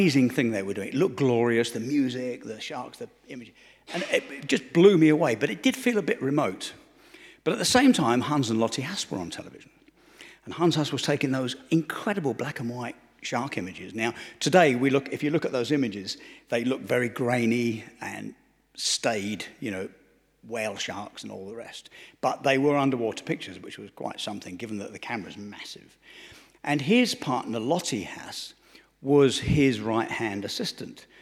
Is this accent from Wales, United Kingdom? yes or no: no; Romford, London, United Kingdom; I grew up in Romford, Essex, which is the east end of London.